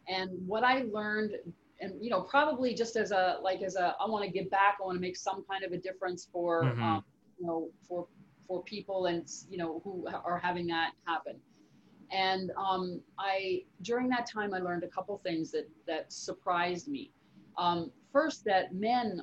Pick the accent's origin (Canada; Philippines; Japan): Canada; I'm from Canada